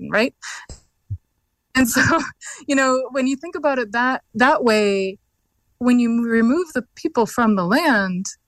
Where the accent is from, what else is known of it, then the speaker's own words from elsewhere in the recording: Carcross, Yukon, Canada; even where I'm from, we're from Carcross